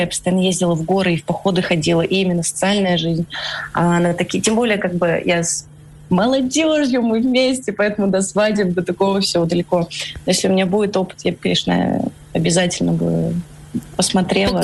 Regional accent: Russia; moved away as an adult; also born or lived in Moscow; now in Almaty, Kazakhstan; я из России, ну, сколько лет я там жила

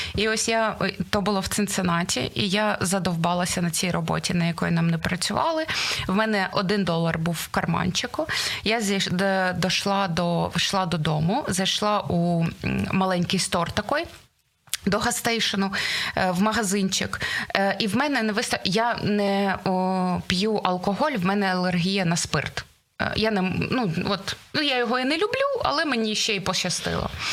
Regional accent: Dnipro, Dnipropetrovsk Oblast, Ukraine; Я з Дніпра. Ми були перша перша семірка людей, сімка людей, студентів, які поїхали з Дніпра

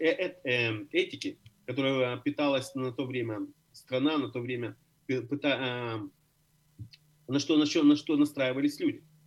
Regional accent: Odesa, Odesa Oblast, Ukraine; now in Berlin, Germany; Я родился в Одессе, я родился в Одессе, остался одесситом

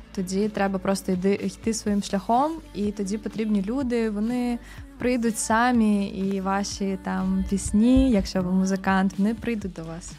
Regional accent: Kyiv, Ukraine; я народилась, виросла ну, на Позняках. Ага. От, але ну Ки- Київ це моє рідне місто.

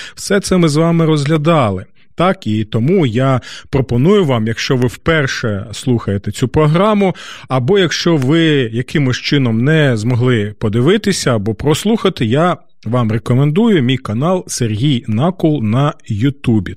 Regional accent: Kyiv, Ukraine; нашого рідного міста, нашої столиці

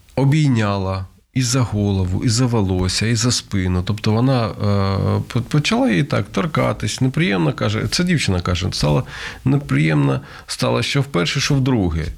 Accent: Kharkiv, Kharkiv Oblast, Ukraine; концерт в Харкові, це моє рідне місто

